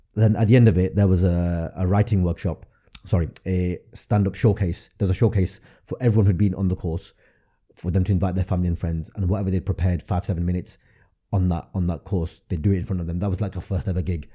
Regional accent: Blackburn, North West England, United Kingdom; accent: northern; growing up in Blackburn

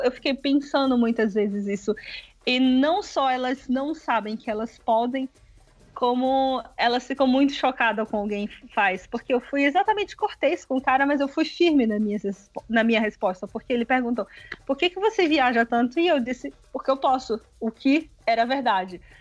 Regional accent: Salvador, Bahia, Brazil; also born or lived in Paris; eu sou de Salvador

